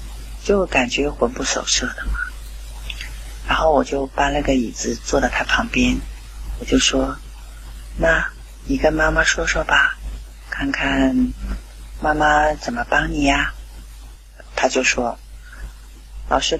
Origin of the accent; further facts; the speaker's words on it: Qingdao, Shandong, China; 大家好，我是来自青岛的